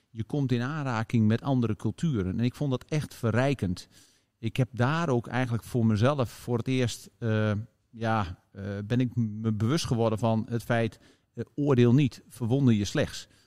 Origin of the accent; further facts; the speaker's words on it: Leek, Groningen, Netherlands; van het kantoor in Leek.